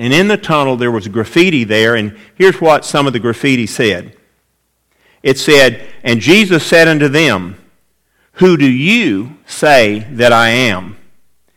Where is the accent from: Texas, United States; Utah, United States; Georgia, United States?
Georgia, United States; Atlanta; I grew up in Atlanta, Georgia, and spent a lot of time around one institution there, our home church